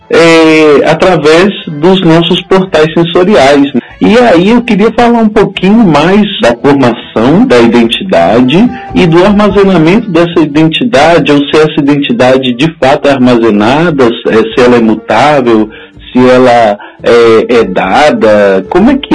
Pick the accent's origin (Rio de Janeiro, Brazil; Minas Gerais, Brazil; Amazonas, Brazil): Minas Gerais, Brazil